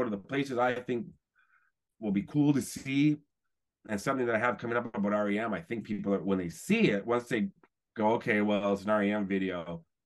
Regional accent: Toronto, Ontario, Canada; I grew up in Toronto

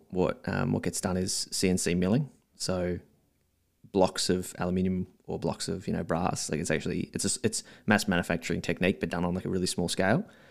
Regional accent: Melbourne, Victoria, Australia; also born or lived in South Australia; most of my life in Melbourne, maybe twenty, twenty-eight years here

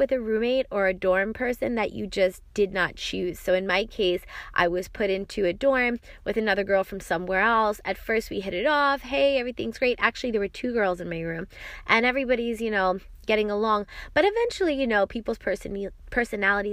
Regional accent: New York, United States; I'm from New York

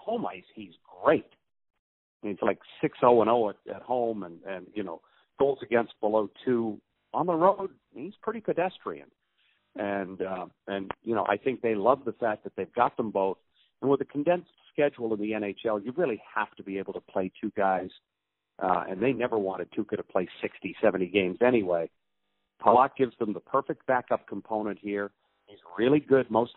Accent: Brunswick, Maine, United States; moved away; my hometown in Brunswick, Maine

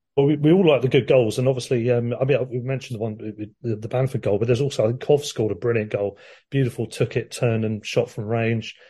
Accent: Worthing, South East England, United Kingdom; my hometown team Worthing got into the first round

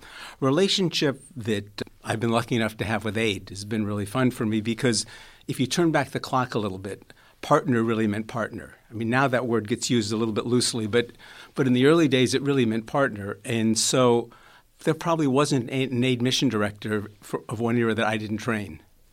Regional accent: Springfield, Massachusetts, United States; I grew up in Springfield, Massachusetts.

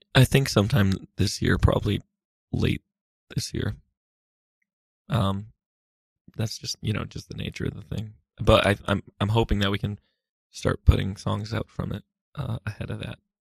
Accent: Massachusetts, United States; now in New York, United States; I grew up in Massachusetts, but I've lived in New York for a while.

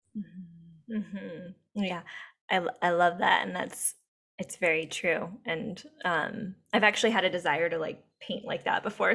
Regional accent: Whitehorse, Yukon, Canada; moved away as an adult; now in Encinitas, United States; I am from Canada. I was born in Whitehorse in the Yukon, and um, was raised by two moms

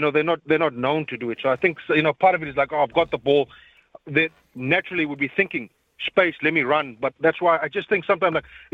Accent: South Africa; now in Auckland, New Zealand; the rest of us South Africans, and we're used to the old kicking rugby. We grew up on Mornay Steyn

